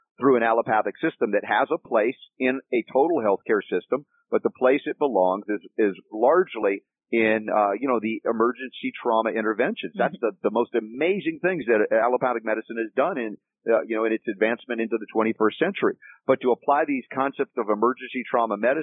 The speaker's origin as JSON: {"language": "English", "region": "Georgia", "country": "United States", "tie": "born or raised there", "also_born_or_lived": "the North (US)", "said": "Although I was born in the North, I lived in Georgia for 30 years"}